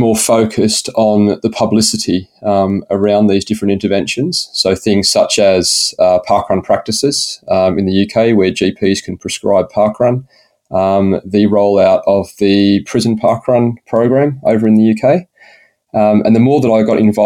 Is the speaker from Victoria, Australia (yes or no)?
no; Shellharbour, New South Wales, Australia; accent: slight British lilt; moved away as an adult; also born or lived in Canberra / United States / United Kingdom; I was born and bred in Shell Harbour, which is down near Wollongong. Lived here pretty much till I was 18.